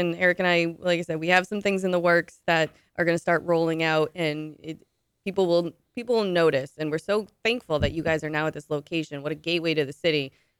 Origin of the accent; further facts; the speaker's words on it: Manchester, New Hampshire, United States; I grew up on the west side.